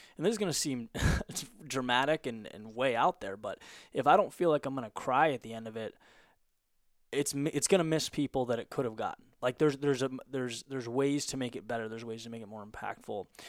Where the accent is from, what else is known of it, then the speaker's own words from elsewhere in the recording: Southern California, United States; moved away as an adult; also born or lived in Boston; I grew up in, in Southern California, and then, um, went to college in Boston.